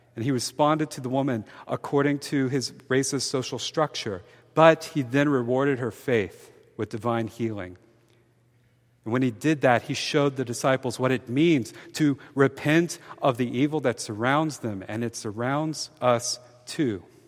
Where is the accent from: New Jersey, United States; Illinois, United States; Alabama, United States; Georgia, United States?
Alabama, United States; Mobile; I'm from Mobile, Alabama. My hometown has an infamously